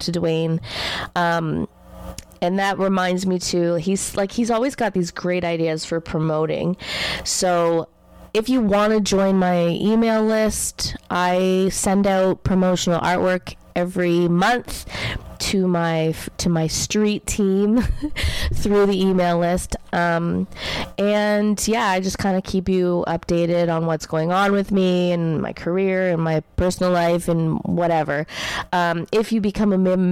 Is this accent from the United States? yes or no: no; Canada; as a Canadian